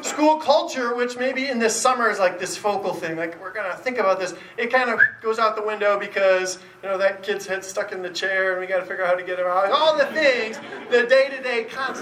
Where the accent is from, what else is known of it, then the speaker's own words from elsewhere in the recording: East Lansing, Michigan, United States; I grew up in East Lansing, where the Spartans play